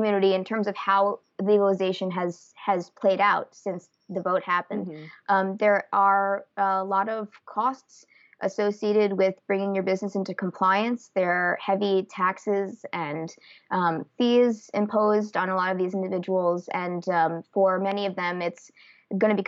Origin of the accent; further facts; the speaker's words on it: East Coast, United States; also born or lived in Santa Rosa, California; now in California, United States; I'm originally from the East Coast, but I've lived in California for the past few years